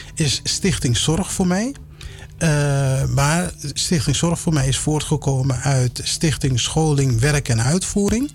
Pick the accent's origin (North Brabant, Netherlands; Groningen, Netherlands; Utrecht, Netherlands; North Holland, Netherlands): North Holland, Netherlands; Amsterdam; also born or lived in Suriname; opgegroeid in Amsterdam